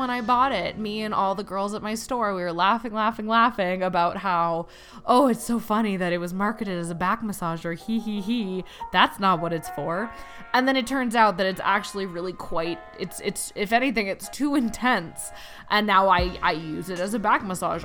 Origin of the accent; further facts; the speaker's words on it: Canada; I'm from Canada